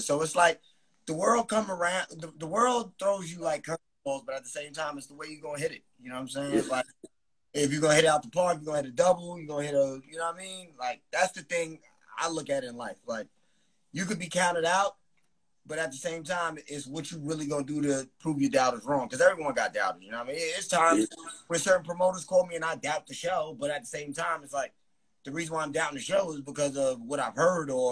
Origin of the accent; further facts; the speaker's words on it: New Rochelle, New York, United States; I'm from New Rochelle, New York.